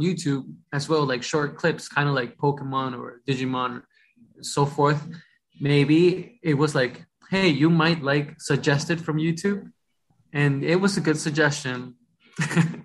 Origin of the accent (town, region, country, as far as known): Rockland County, New York, United States; born or raised there; English is a second language; also born or lived in Ecuador / Bronx, New York